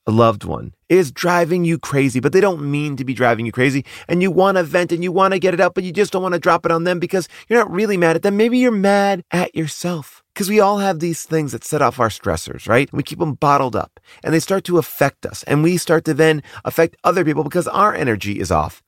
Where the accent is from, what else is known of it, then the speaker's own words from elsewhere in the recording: Long Island, New York, United States; I'm also from Long Island